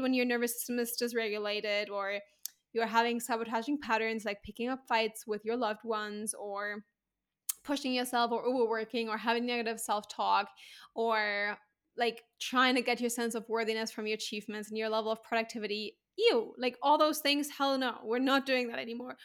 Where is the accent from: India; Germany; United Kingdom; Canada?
Germany; moved away as an adult; also born or lived in Spain / Santorini; now in Bali, Indonesia; I'm owning it as my home country.